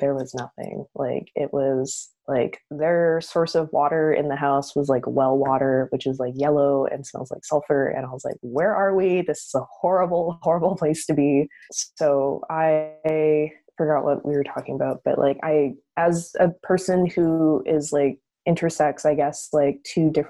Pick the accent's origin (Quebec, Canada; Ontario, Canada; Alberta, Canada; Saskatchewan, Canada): Alberta, Canada; Calgary; I've grown up here in Canada, in Calgary.